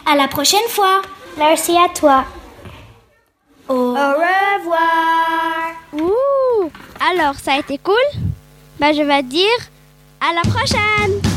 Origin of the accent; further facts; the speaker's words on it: United States; French is a second language; also born or lived in Italy; je viens d'Italie et j'ai passé toute mon enfance aux United States.